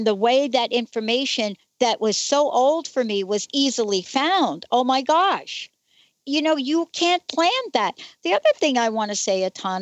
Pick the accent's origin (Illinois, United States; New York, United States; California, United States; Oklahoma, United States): New York, United States; New York City; I'm a girl from the Bronx.